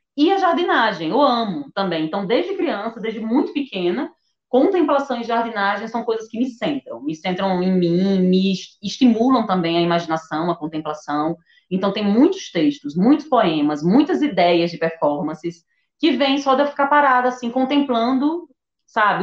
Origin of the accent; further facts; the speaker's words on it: Northeast Region, Brazil; como nordestina